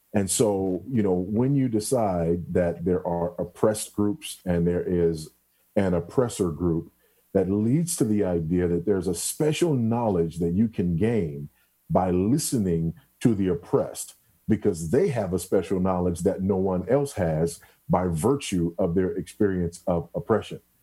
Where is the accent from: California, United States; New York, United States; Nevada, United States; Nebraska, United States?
California, United States; Los Angeles; also born or lived in Houston, Texas; now in Zambia; I'm just a kid from South Central LA, you know. I was born and raised in South Central for the most part